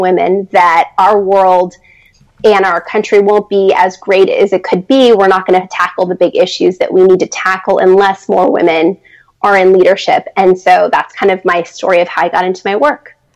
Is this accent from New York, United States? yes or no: no; San Diego, California, United States; moved away as an adult; also born or lived in Los Angeles, United States; now in Washington, D.C., United States; I grew up in California and went to college in Los Angeles.